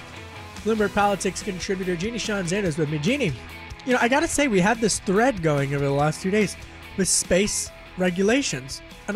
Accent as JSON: {"language": "English", "region": "Pennsylvania", "country": "United States", "tie": "born or raised there", "said": "I got to press you on this because I know your district and you knew I grew up in Delaware County right outside of it."}